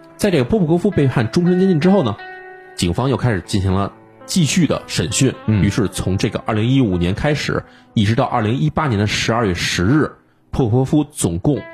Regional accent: China; 我们中国人

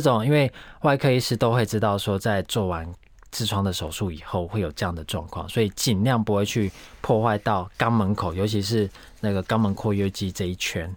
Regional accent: Taiwan; 我们台湾人

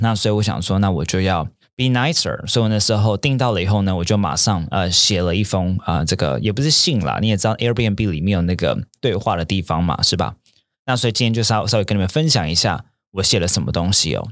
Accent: Taiwan; also born or lived in New York; originally from Taiwan，我原本从台湾来的

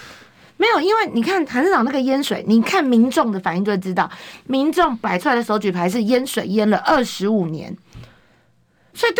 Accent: Daliao, Kaohsiung, Taiwan; 来自高雄大寮林园的高雄市议员

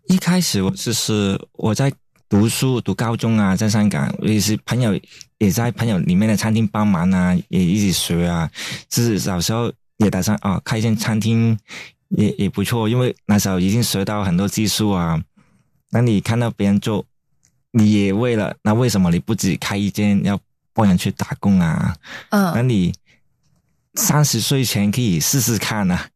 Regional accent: Hong Kong; moved away as an adult; now in Taiwan; 这香港人没有办法啊

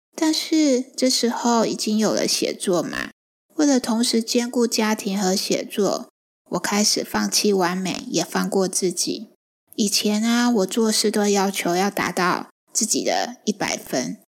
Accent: Taiwan; moved away as an adult; also born or lived in Beijing, China; 是嘉义人

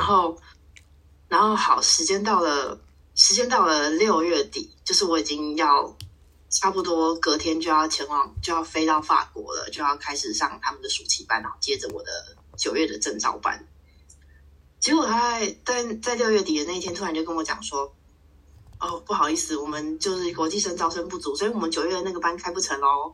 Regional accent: Taiwan; moved away as an adult; also born or lived in Belgium / Bordeaux, France / Paris, France; 我们小时候在台湾吃一些

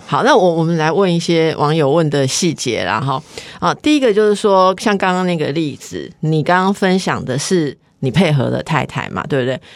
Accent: Taiwan; 我们台湾人的民情

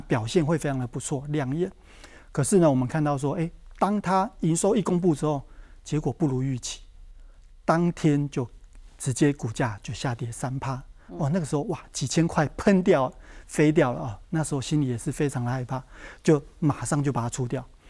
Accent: southern Taiwan, Taiwan; 我是在南部出生的小朋友

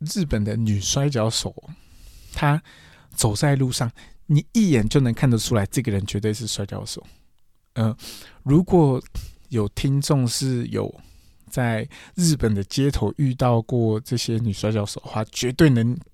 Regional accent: Taiwan; also born or lived in Kyushu, Japan; 我是台湾人

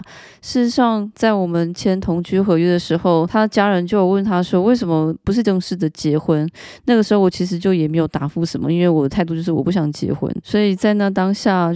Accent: Taiwan; now in France; 因为我是台湾人，我并不是法国人

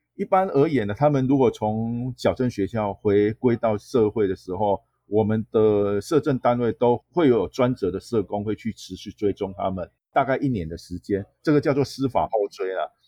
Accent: Taiwan; 对于我们台湾的国际形象确实是不大OK的啦

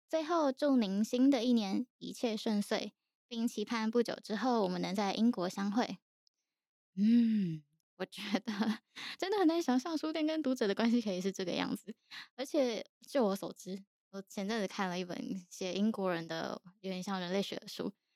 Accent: Taiwan; 毕竟我们都是成长于台湾和平年代的人

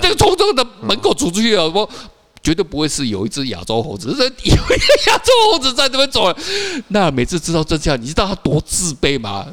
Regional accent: Taiwan; 我们台湾人

